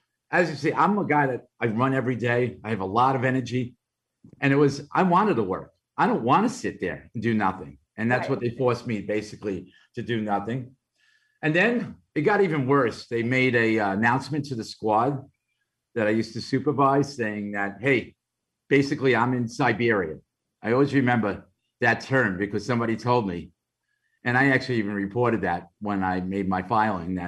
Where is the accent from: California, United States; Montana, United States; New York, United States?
New York, United States; New York City; accent: Brooklyn; my Brooklyn accent